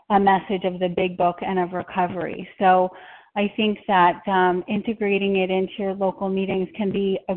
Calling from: Minnesota, United States; um, I'm calling from Minnesota. We're at a convention

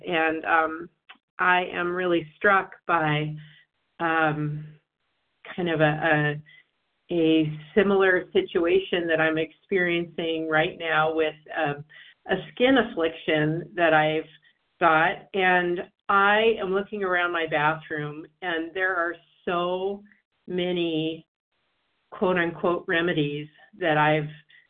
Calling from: Washington, District of Columbia, United States; from D.C. and Washington, D.C.

